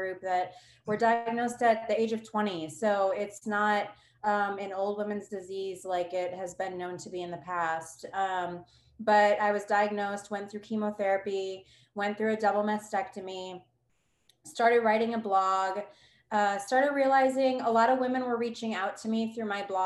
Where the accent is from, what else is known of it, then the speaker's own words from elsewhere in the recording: Ohio, United States; now in New Braunfels, United States; I'm from Ohio originally. I do live in New Braunfels, Texas now.